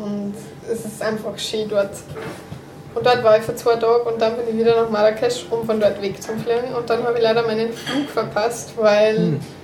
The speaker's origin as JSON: {"language": "German", "country": "Morocco", "said": "als Marokkaner"}